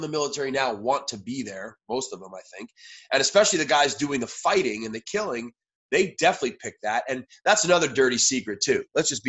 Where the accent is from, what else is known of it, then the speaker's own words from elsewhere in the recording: New York City, New York, United States; moved away as an adult; I was born in New York City.